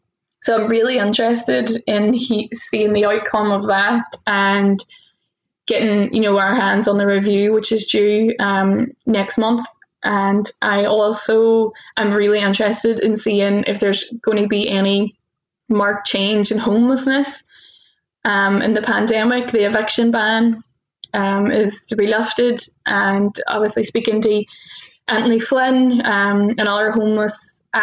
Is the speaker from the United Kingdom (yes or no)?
yes; the north of England, United Kingdom; that is kind of par for the course as a Northerner, I find.